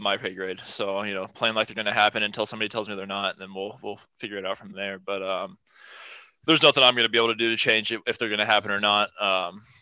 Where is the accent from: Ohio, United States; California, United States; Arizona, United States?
Ohio, United States; running around the local pool in my hometown. And then once I got to high school, joined the high school team